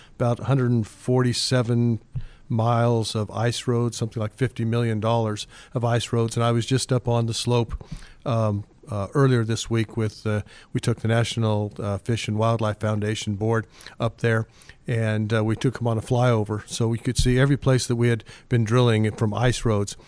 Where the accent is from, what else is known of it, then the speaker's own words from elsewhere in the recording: Rock Springs, Wyoming, United States; moved away as an adult; also born or lived in Utah / Australia / Calgary / Singapore; now in Alaska, United States; originally from Wyoming, and uh, I had uh, gone to University of Wyoming